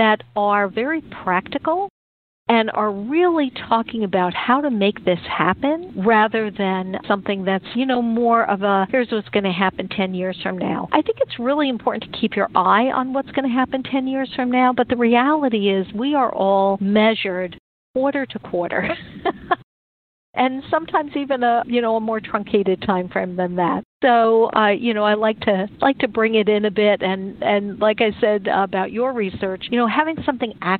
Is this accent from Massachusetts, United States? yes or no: no; New York City, New York, United States; Being a kid growing up in New York City